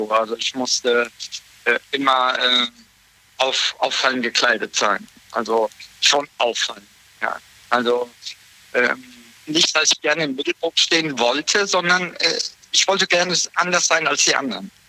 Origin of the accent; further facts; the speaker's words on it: Siegen, North Rhine-Westphalia, Germany; ich bin in Siegen groß geworden. Bin dann von 2010 bis 2012 bin ich umgezogen nach Föhl am Edersee in der Nähe von Kassel, ja.